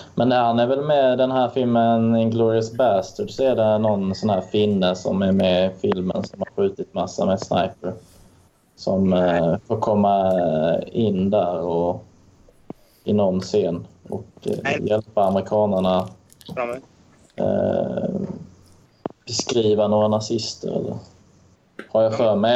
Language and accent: Swedish; Lund, Skåne, Sweden; accent: Skåne dialect, influenced by Närke dialect; Jag är från Lund och sen har jag föräldrar från Örebro, Örebro och från Solna.